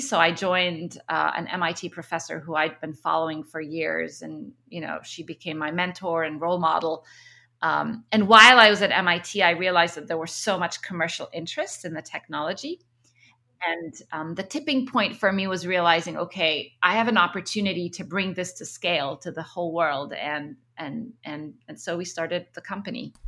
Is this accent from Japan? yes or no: no; Egypt; moved away; also born or lived in Kuwait; I was born in Egypt. Um, both my parents are Egyptian